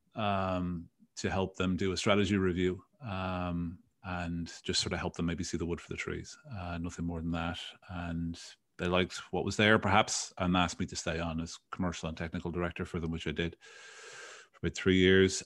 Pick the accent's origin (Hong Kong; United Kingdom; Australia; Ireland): Ireland; Dublin, Leinster; moved away as an adult; now in United States; Born, born and raised in Dublin